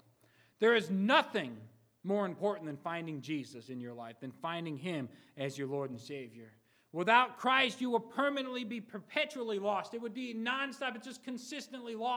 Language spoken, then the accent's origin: English; Stratford, Connecticut, United States; moved away as an adult; We've gone back to Connecticut, to Stratford, my hometown